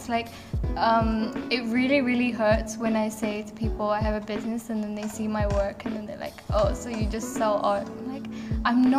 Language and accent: English; England, United Kingdom; I'm from England, so I don't really know much about my culture at all